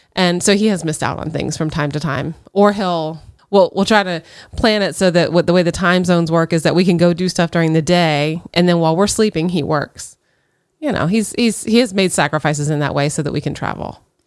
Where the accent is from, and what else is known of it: United States